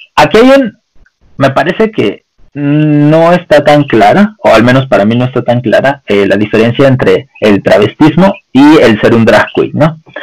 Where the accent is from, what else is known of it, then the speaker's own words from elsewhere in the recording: Mexico; nosotros, como los mexicanos